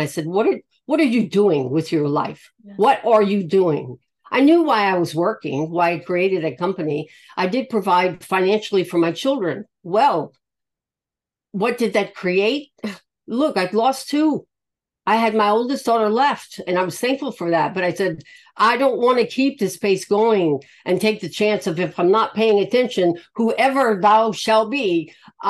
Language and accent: English; the South, United States; I'm from the South, a Yankee, of all things.